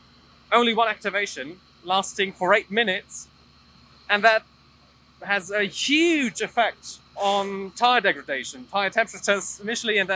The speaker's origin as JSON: {"language": "English", "country": "Germany", "said": "I'm from Germany"}